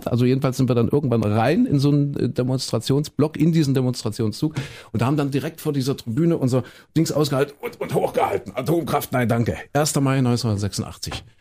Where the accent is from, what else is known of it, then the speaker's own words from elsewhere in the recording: Leipzig, Saxony, Germany; Mein Gott, siehst du, ich muss öfter mal wieder nach Leipzig, meine alte Heimat.